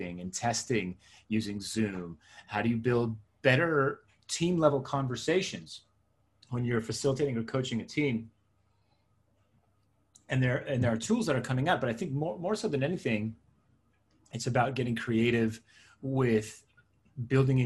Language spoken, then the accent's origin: English; suburban New Jersey, United States; born or raised there; first language Hebrew; English is a second language; also born or lived in Israel / Queens, New York City